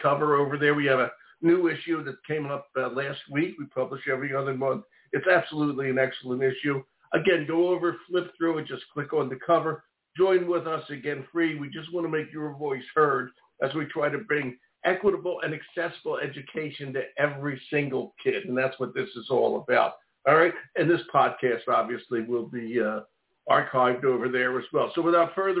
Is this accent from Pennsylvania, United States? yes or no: yes; Philadelphia, Pennsylvania, United States; now in Maine, United States; I am from West Philly. I'm from Overbrook Park